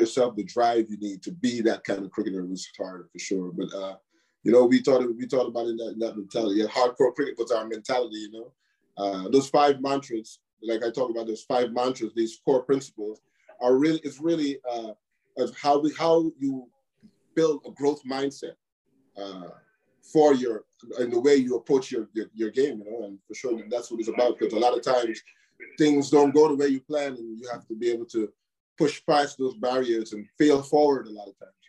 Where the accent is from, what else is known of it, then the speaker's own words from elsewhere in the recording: New York, United States; Where we grew up here in New York, for sure, it was not always easy